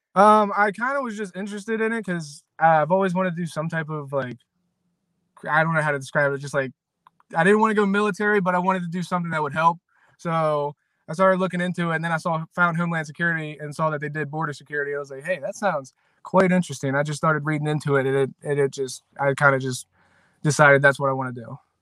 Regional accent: Williamsport, Maryland, United States; I grew up in Maryland. I'm born and raised in Maryland, in Williamsport, Maryland. I've been here my whole life

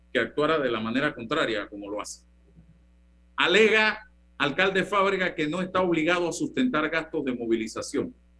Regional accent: Panama; el panameño

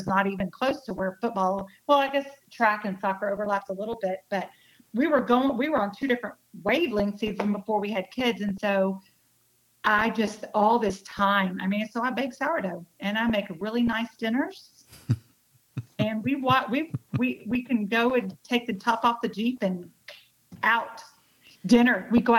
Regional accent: South Texas, United States; I'm from South Texas.

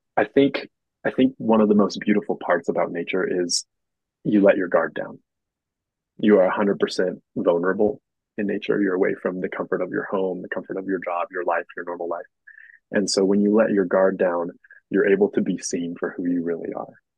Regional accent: Moab, Utah, United States; I grew up in Moab, born raised on the river here in Moab.

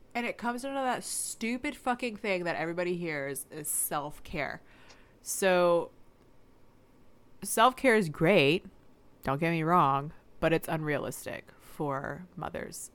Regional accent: the South, United States; We're from the South.

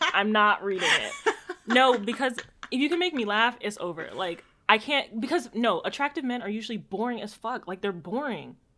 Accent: Jamaica; I'm just a Jamaican

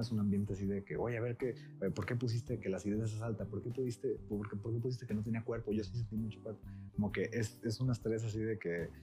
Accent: Manzanillo, Colima, Mexico; yo soy de, Colima, de Manzanillo particularmente

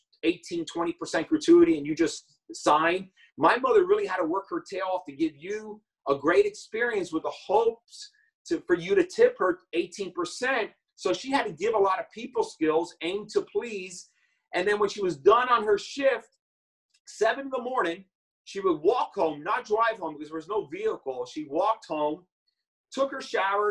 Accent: New York City, New York, United States; I was born in the Bronx in New York

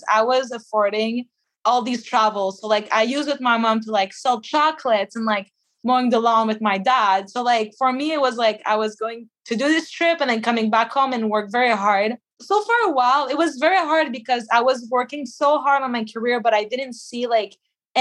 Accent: Quebec, Canada; I'm from Quebec

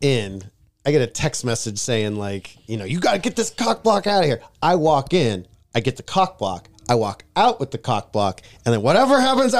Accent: Iowa, United States; I was a pirate growing up. I'm from Iowa.

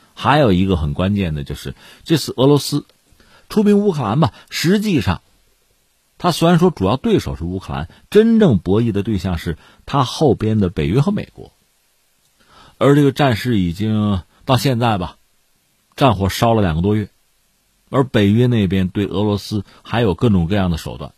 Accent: China; 我们是中国人

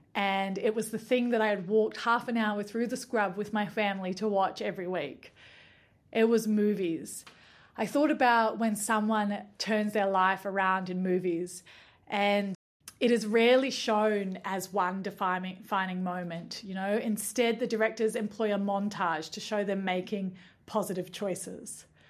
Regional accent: Nimbin, New South Wales, Australia; now in New Zealand; But in Nimbin, where I grew up

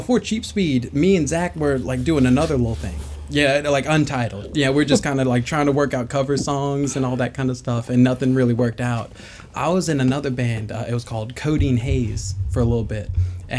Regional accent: Durham, North Carolina, United States

